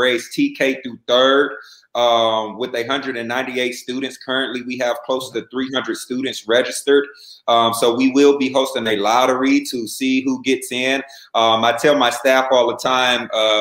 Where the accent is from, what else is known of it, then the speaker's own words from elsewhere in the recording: Fresno, California, United States; come back to my hometown, which is Fresno, California